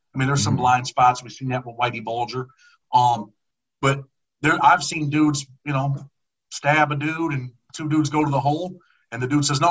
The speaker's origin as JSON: {"language": "English", "region": "New York", "country": "United States", "said": "I'm from New York"}